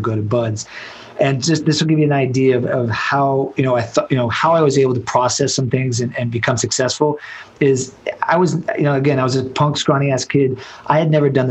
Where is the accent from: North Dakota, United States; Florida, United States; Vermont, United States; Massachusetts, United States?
Florida, United States; Miami; I was born and raised in Miami